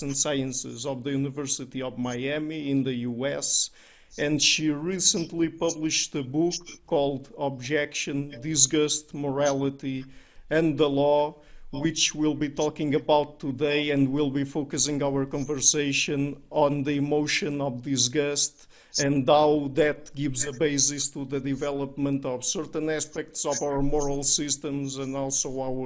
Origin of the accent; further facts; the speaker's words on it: Portugal; we're Portuguese, we're from Southern Europe